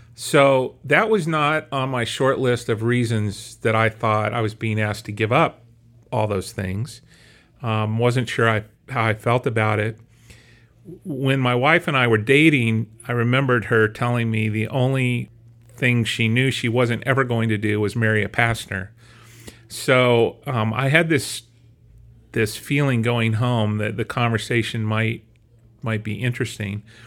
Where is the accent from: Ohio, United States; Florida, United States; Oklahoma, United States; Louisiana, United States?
Oklahoma, United States; Bethany; moved away as an adult; also born or lived in Southern California / Boston; we grew up in Bethany and, uh, attended Bethany First Church all those years